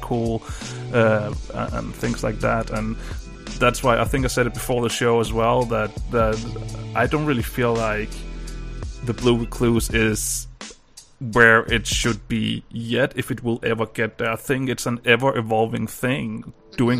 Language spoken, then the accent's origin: English; Denmark; English is a second language; I'm from Denmark